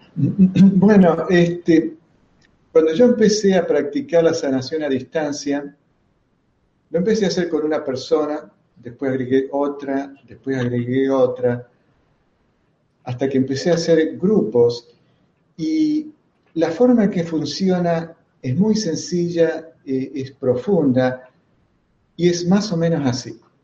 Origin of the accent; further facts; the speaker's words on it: Argentina; soy argentino